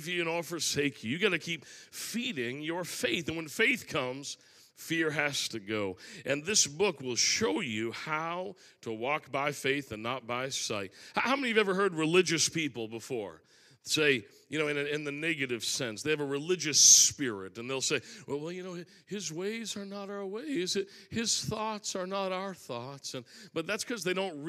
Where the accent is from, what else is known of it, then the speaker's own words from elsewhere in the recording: Maine, United States; I'm from Maine